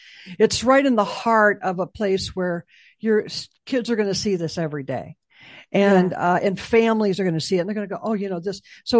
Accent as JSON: {"language": "English", "town": "Chicago", "region": "Illinois", "country": "United States", "said": "Yeah, I'm from Chicago, so. You think about you go under a viaduct and it's not a good"}